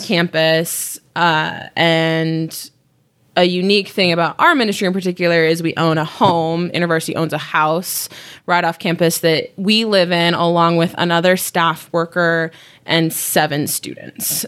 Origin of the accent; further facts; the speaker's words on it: Utah, United States; I was born and raised in Utah. I've been here my whole life, um, but my family is not from here.